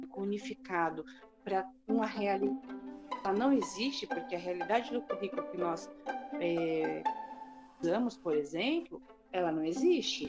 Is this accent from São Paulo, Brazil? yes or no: yes; Santo Antônio de Posse, São Paulo, Brazil; sou de Santo Antônio de Posse